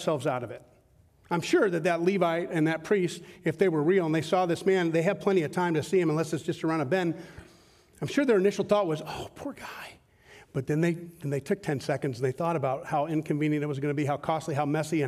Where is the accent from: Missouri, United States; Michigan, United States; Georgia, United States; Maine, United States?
Georgia, United States; Southern; I grew up in Southern Georgia.